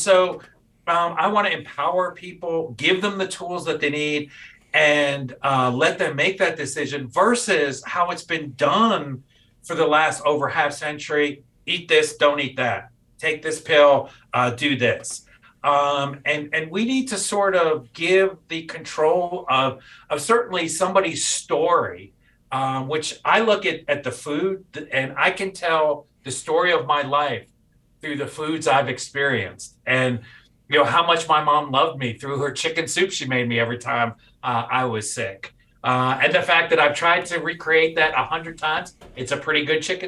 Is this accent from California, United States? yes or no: no; New York City, New York, United States; I'm a native New York City boy and grew up around there